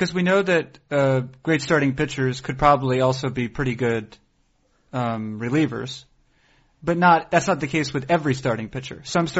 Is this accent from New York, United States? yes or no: no; Boston, Massachusetts, United States; I'm from the Boston area